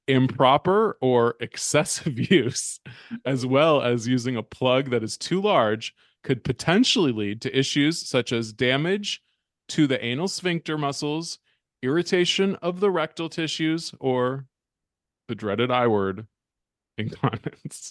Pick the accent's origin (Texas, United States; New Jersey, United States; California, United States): California, United States; Berkeley; my hometown of Berkeley, California